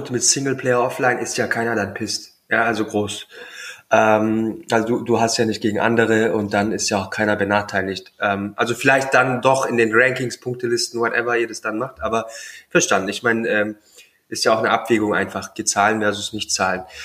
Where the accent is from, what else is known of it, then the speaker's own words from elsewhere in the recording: Southern Germany, Germany; Ich komme ja auch aus Süddeutschland.